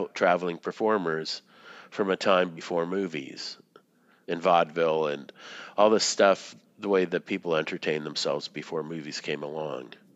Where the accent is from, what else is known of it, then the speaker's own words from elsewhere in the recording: Boston, Massachusetts, United States; moved away; when I was growing up in Boston